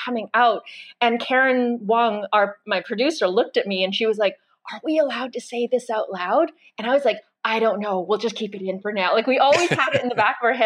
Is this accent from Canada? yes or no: yes; Brandon, Manitoba, Canada; I was raised in Brandon, Manitoba